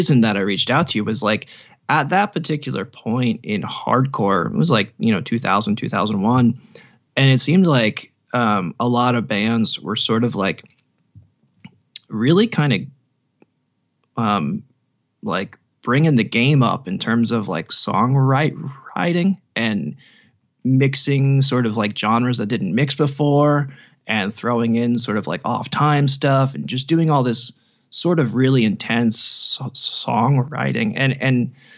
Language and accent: English; Jersey Shore, New Jersey, United States; I was raised in the part of New Jersey that is unfortunately now known as the Jersey Shore.